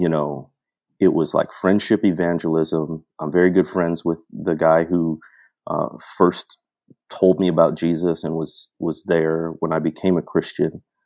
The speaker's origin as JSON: {"language": "English", "region": "Midwest", "country": "United States", "tie": "born or raised there", "said": "growing up in the Midwest"}